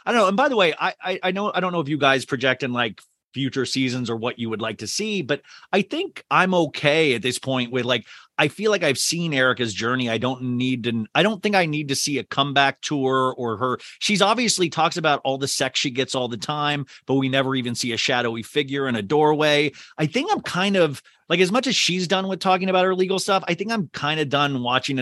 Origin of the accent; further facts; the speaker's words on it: Kansas, United States; I grew up in Kansas